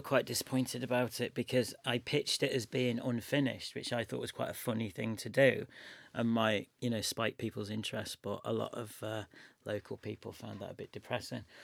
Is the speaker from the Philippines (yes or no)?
no; Chester, North West England, United Kingdom; also born or lived in Manchester; I'm from Chester, which is just up the road, and I lived in Manchester for, I know, five or six years.